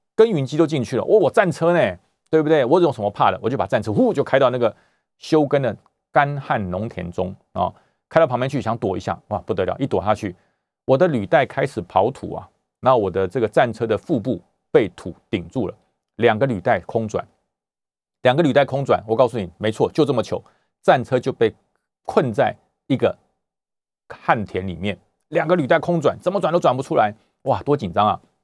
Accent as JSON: {"language": "Chinese", "country": "Taiwan", "said": "我来自中华民国， 我来自台湾"}